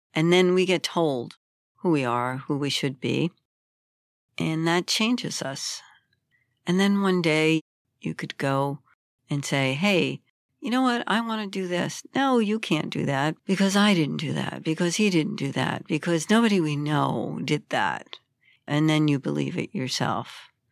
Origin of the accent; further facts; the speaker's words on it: New York City, New York, United States; I grew up in Brooklyn, which was a very difficult time in history in America and a very violent place.